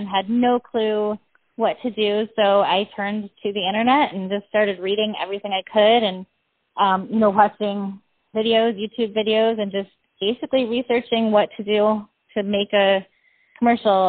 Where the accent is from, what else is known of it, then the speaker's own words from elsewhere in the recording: Iowa, United States; moved away as an adult; also born or lived in Wisconsin; now in Hollywood, United States; Couple different towns throughout Iowa, Wisconsin, you know, simple Midwestern living